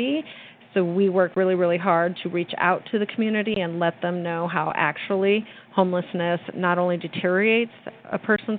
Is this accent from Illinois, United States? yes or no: no; New Mexico, United States; I am born and raised in New Mexico